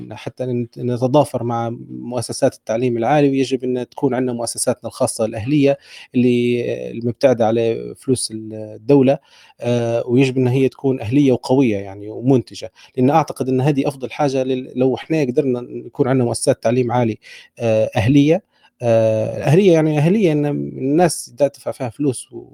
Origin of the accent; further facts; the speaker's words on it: Libya; احنا نديروها كليبيين